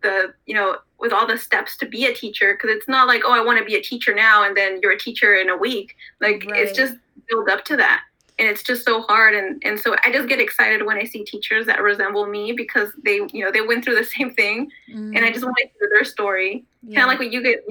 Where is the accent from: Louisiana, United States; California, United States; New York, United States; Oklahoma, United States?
California, United States; Stockton; Growing up in Stockton